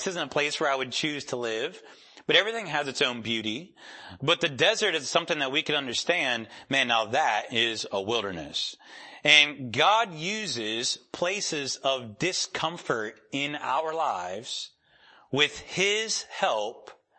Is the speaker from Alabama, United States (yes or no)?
no; Rochester, New York, United States; moved away; I'm from Rochester, New York.